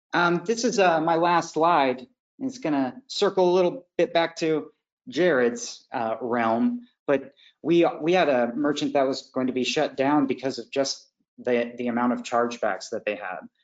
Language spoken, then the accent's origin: English; Indiana, United States; now in Florida, United States; I'm from Indiana